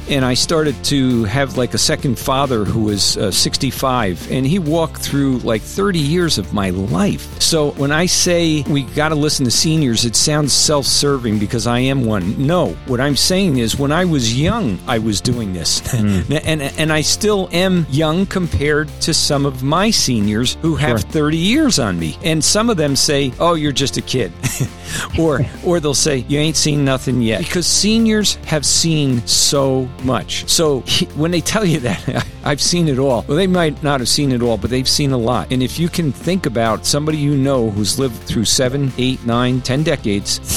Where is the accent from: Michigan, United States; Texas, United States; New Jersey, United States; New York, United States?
New Jersey, United States; now in Albany, United States; And I'm an old Jersey boy.